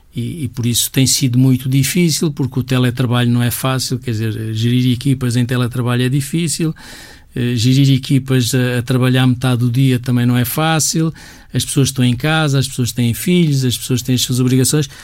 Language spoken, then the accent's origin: Portuguese; Portugal; todos nós somos portugueses, todos nós temos um bocadinho este A D N